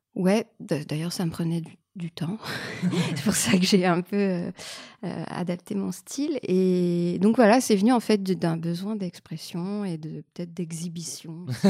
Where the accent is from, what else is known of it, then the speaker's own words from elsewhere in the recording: Canada; moved away as an adult; now in France; je suis canadienne et j'ai abandonné des études d'histoire de l'art et quand je suis arrivée en France